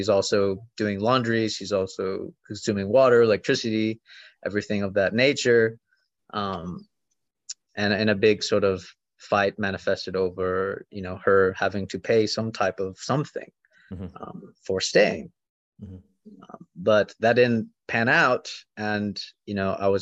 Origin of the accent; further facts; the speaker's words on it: Florida, United States; moved away as an adult; also born or lived in Kentucky / Arizona; I was born in Florida